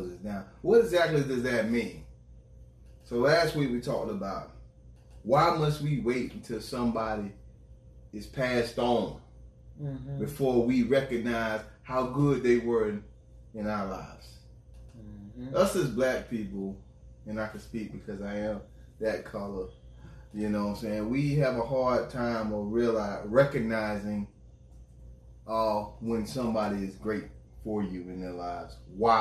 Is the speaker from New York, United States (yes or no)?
no; Florida, United States; I'm from Florida.